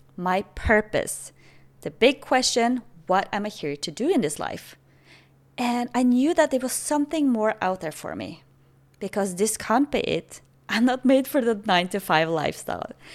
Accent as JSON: {"language": "English", "country": "Norway", "second_language": "English", "moved": "as an adult", "lives_now": "Playa del Carmen, Mexico", "said": "I'm originally from Norway, but currently in Mexico, Playa del Carmen."}